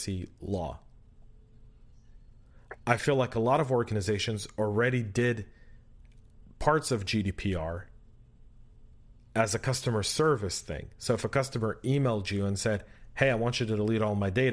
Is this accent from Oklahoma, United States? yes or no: no; California, United States; moved away; we're both from California and we probably still have family and friends there